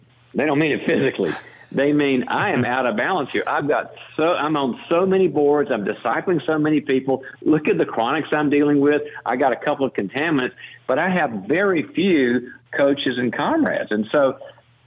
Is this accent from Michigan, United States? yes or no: no; North Carolina, United States; now in California, United States; I'm originally from the South. We've been Barbie and I raised the kids in California, but I'm originally from North Carolina